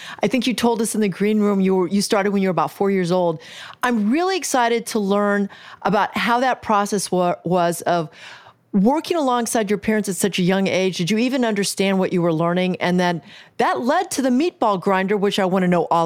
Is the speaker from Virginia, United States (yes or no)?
no; Kansas City, Missouri, United States; moved away; I am from Kansas City, Missouri, and I come back often.